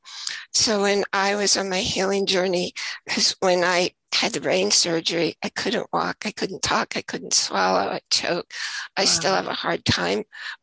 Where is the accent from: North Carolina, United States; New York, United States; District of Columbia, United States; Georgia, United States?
New York, United States; moved away; also born or lived in Idaho; I was also from New York, but we both lived in Idaho at the same time.